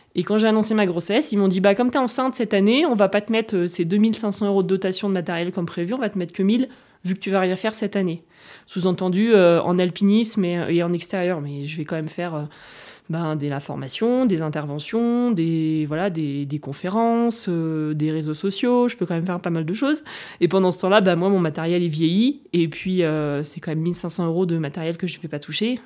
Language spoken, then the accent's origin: French; La Roche-sur-Foron, Auvergne-Rhône-Alpes, France; also born or lived in Nancy / Grenoble / Germany / United States; je suis née à Nancy, Meurthe-Moselle cinquante-quatre, mais, euh, j'ai grandi en Haute-Savoie, à La Roche-sur-Foron